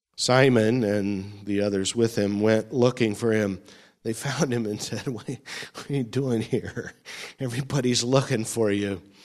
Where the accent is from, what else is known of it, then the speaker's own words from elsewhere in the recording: California, United States; moved away as an adult; also born or lived in Florida; when I move back to my home state